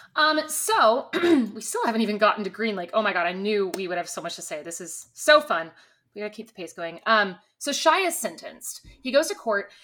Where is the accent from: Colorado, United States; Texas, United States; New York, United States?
Texas, United States; Me and my sister Chris currently live in Texas and pretty much always have. I've had stints in other places, but we're Texas natives